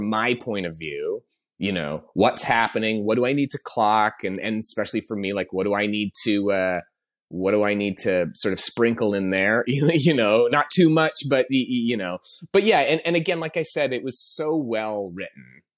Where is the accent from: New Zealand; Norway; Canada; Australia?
Canada; moved away as an adult; also born or lived in Toronto; now in Los Angeles, United States; I'm Canadian. I've been in LA for about 10 years now, but I came up working in Toronto